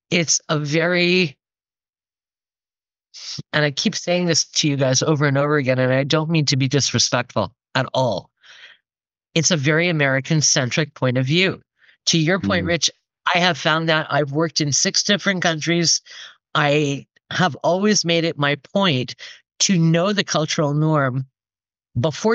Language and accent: English; Toronto, Ontario, Canada; I was coming from the East Coast and because I was coming from Canada and Toronto